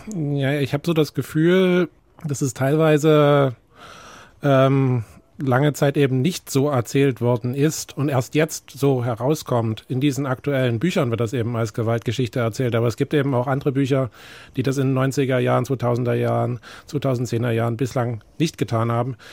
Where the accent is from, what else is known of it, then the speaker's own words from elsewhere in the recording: East Germany, Germany; mein Vater kommt aus den USA, ich bin trotzdem in Ostdeutschland aufgewachsen